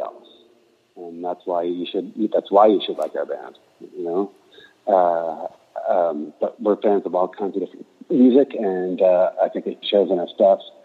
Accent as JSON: {"language": "English", "town": "Aberdeen", "region": "Washington", "country": "United States", "tie": "born or raised there", "moved": "yes", "said": "a country bumpkin coming from Aberdeen, Washington"}